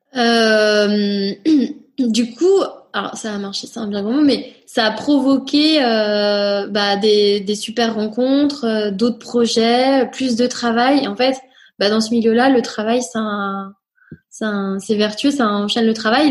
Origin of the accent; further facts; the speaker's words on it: Nantes, Pays de la Loire, France; also born or lived in Rennes / Angers; Je suis née à Rennes, euh, voilà, je revendique mon côté bretonne, breton pardon. Et euh, j'ai grandi à Nantes après, euh, voilà, toute euh, mon enfance, collège, lycée.